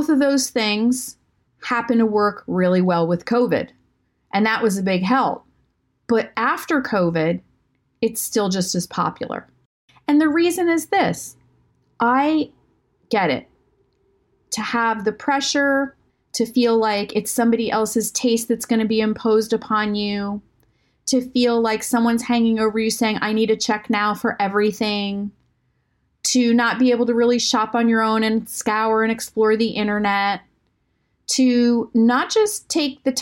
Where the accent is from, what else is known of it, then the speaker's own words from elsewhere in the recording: Maine, United States; I grew up in Maine, and I grew up in a lovely suburb.